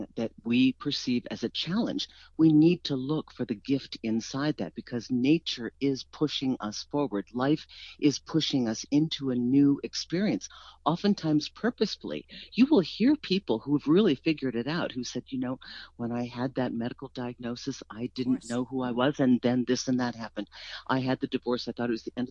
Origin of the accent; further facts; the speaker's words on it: East Coast, United States; we're from the East Coast